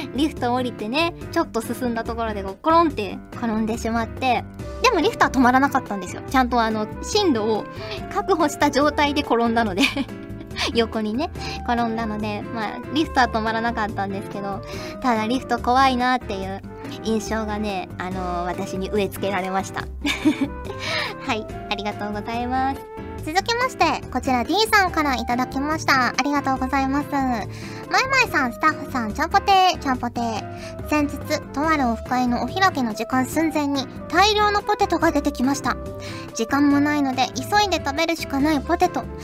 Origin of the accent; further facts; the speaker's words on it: Kyushu, Fukuoka, Japan; now in Yamagata, Japan; 九州、福岡出身なので